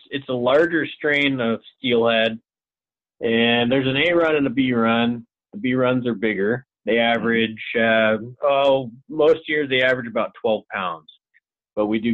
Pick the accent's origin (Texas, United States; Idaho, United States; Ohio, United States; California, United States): Idaho, United States; Lewiston; I grew up in Lewiston, Idaho.